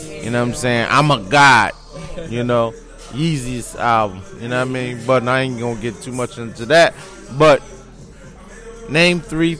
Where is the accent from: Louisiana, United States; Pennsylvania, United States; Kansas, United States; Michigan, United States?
Pennsylvania, United States; Philadelphia; You know, listen, I'm from West Philly, born and raised, I must say.